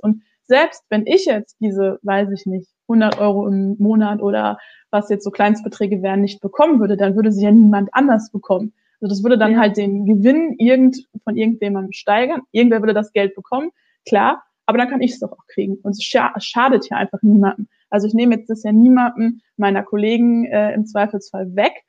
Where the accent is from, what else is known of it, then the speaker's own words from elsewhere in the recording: Ruhr area, North Rhine-Westphalia, Germany; ich komme aus dem Ruhrgebiet